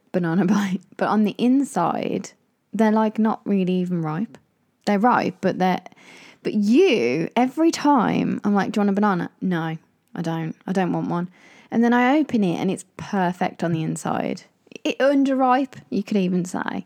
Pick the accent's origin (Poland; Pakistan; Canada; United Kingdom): United Kingdom; Midlands; I grew up in the Midlands